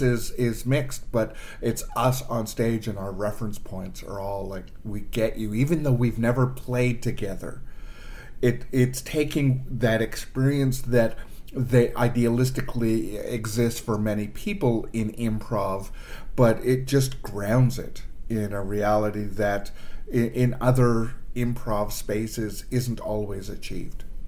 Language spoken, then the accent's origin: English; Toronto, Ontario, Canada; moved away as an adult; now in Ottawa, Canada; I moved from Toronto, which is born and and raised